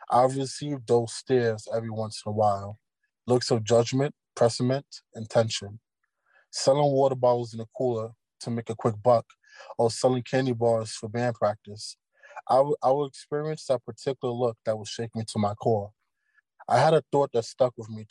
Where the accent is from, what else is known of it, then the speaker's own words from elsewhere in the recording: New York City, New York, United States; growing up in Brooklyn, New York